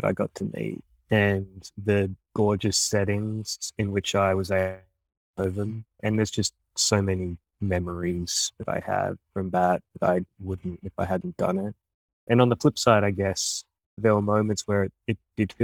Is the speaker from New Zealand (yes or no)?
no; Australia; moved away as an adult; now in United States; the world that I grew up in Australia